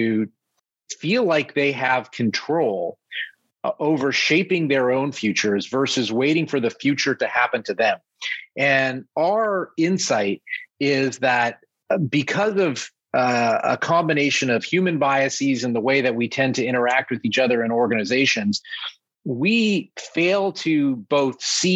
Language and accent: English; Canada; moved away as an adult; now in New York City, United States; I grew up in Canada as a Toronto Maple Leafs fan